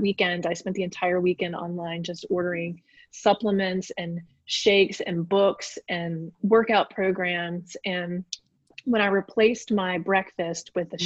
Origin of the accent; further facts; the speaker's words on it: Richmond, Virginia, United States; I grew up in Richmond, Virginia.